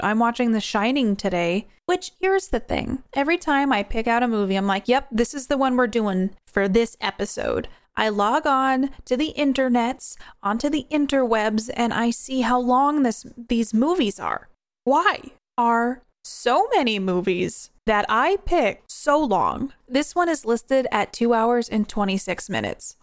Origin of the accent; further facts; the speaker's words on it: New York, United States; moved away; also born or lived in New Hampshire; I'm from New York. I lived in New Hampshire for a very long time